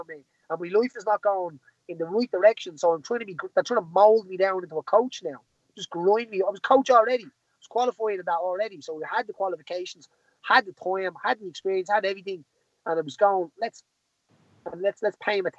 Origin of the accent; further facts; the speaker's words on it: Tallaght, Leinster, Ireland; Tally's my hometown